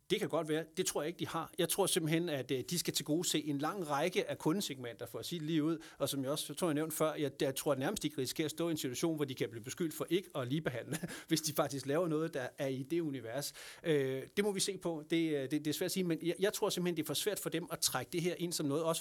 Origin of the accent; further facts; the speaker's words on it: Lolland, Zealand, Denmark; kommer jeg selv fra Lolland